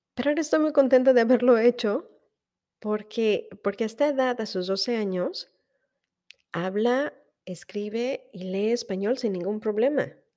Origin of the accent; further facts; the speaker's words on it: Mexico; moved away as an adult; yo soy mexicana y que estoy orgullosa de ser mexicana